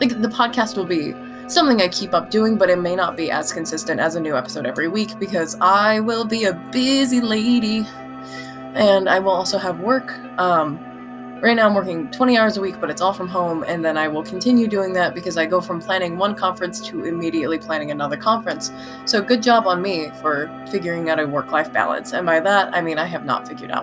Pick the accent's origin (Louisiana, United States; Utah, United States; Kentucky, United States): Utah, United States; growing up in Utah